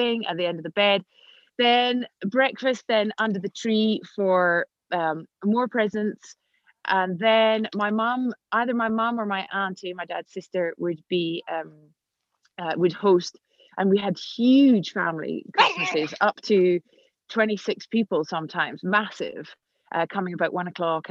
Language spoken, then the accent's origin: English; Scotland, United Kingdom; also born or lived in London; now in Switzerland; I live in Switzerland, as you said, and I'm Scottish.